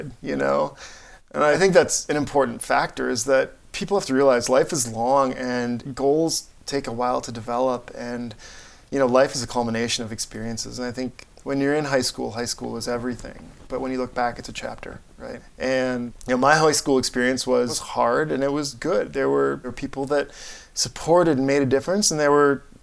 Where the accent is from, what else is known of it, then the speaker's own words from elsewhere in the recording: Barron, Wisconsin, United States; moved away; my hometown in Wisconsin